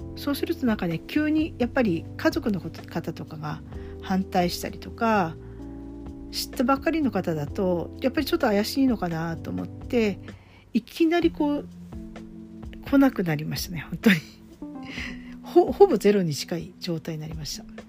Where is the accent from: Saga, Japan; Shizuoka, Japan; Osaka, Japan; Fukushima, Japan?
Fukushima, Japan; moved away; 私も福島出身なので